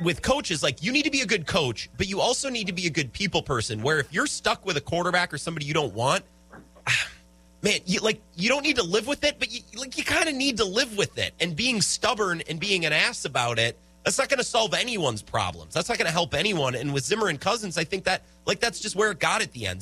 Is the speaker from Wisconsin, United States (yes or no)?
yes; Menominee, Wisconsin, United States; I always like hearing from my hometown. Menominee